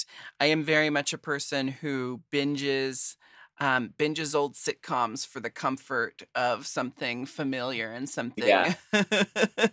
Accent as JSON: {"language": "English", "town": "Portland", "country": "United States", "said": "I'm from Portland"}